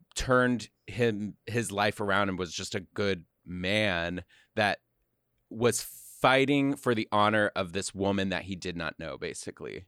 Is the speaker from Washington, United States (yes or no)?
no; Austin, Texas, United States; I'm from Austin